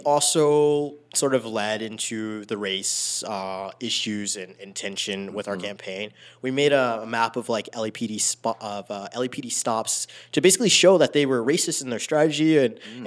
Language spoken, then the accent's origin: English; Los Angeles, California, United States; growing up in South